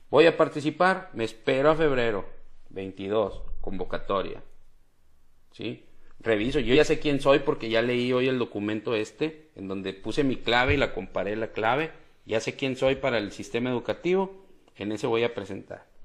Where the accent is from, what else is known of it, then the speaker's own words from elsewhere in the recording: Mexico; aviento mi CUR para decir que soy mexicano y que tengo tantos años.